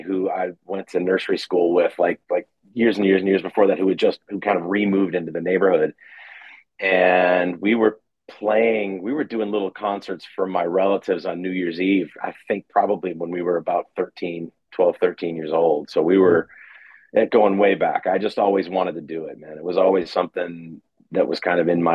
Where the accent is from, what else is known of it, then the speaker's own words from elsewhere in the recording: Rochester, New York, United States; moved away as an adult; also born or lived in Northern Virginia; I was raised in Rochester, New York, and very musical